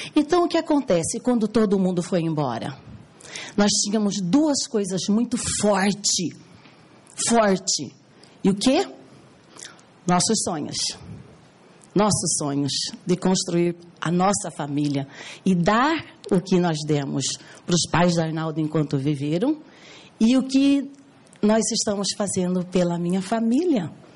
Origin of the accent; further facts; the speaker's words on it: Cuiabá, Mato Grosso, Brazil; eu sou cuiabana